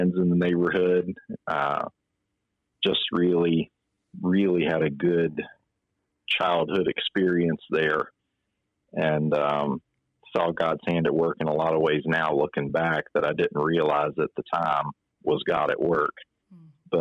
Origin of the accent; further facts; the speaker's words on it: Salem, Virginia, United States; now in Chesterfield County, United States; I'm originally from Salem, Virginia, so southwest Virginia outside of Roanoke